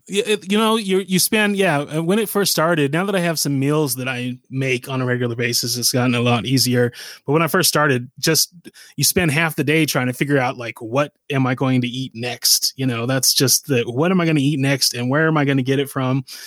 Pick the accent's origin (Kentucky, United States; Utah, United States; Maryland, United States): Utah, United States; Salt Lake City; also born or lived in Massachusetts; Growing up here